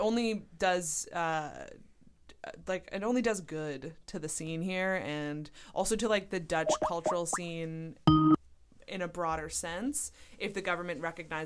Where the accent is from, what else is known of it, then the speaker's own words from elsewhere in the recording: Canada; moved away; back in Canada, I wasn't, you know, comedy isn't really a paid gig.